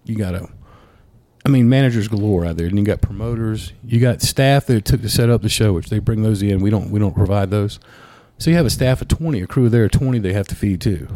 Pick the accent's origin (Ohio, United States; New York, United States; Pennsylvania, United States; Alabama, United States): Alabama, United States; Ashford; moved away as an adult; also born or lived in Auburn, Alabama; I'm from Ashford, but I, I, went you know lived in Auburn for a little bit